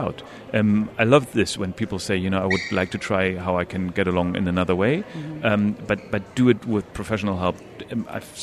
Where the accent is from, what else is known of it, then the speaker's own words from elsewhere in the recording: Northern Germany, Germany; moved away as an adult; now in UAE; I'm from Northern Germany